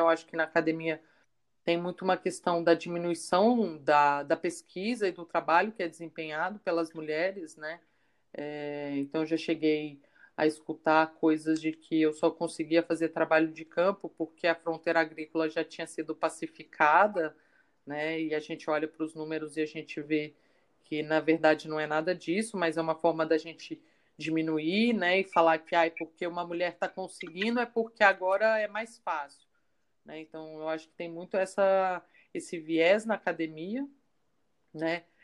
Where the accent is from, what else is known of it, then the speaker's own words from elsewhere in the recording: Minas Gerais, Brazil; sou mineira, né? Nasci no Cerrado, cresci no Cerrado